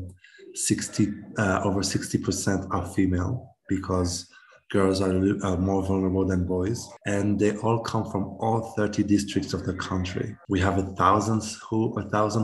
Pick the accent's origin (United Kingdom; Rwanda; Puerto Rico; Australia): Rwanda; I am from Rwanda.